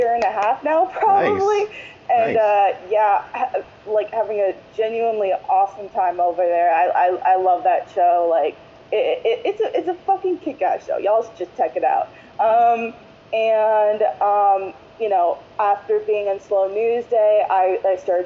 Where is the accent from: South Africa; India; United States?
United States; Broward County, Florida; I'm from Broward County, Florida, specifically Florida's 23rd district